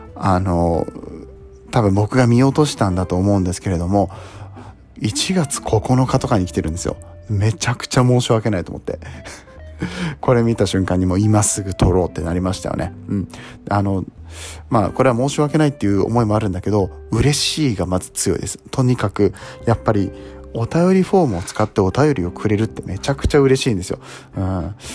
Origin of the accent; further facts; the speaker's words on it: Nagoya, Aichi, Japan; moved away; 名古屋出身なんですけど